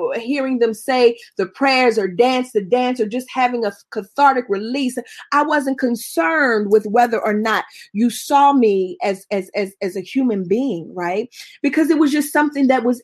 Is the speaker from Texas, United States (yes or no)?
no; Pittsburgh, Pennsylvania, United States; I'm not from Pittsburgh because that's where my people from. My people from Tifton, Georgia. My people from Randolph County, Georgia. That's where I'm the only person born above the Mason-Dixon line in my family